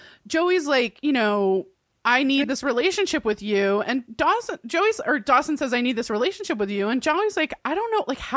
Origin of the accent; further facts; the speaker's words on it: Ireland; I'm an Irish woman with whiskey, and that is a combination.